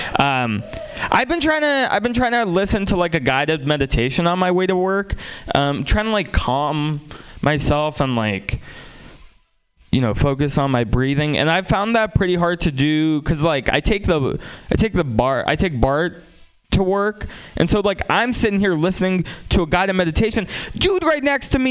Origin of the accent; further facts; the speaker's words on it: San Francisco, California, United States; also born or lived in Russia; I grew up in San Francisco